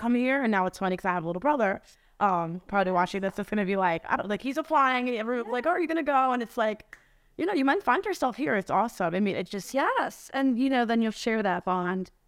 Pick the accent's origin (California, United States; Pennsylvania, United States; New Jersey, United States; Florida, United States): New Jersey, United States; moved away as an adult; I'm from New Jersey